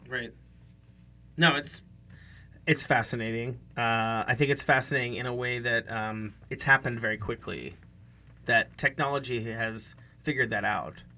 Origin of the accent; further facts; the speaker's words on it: Western Pennsylvania, United States; moved away; I grew up in Western Pennsylvania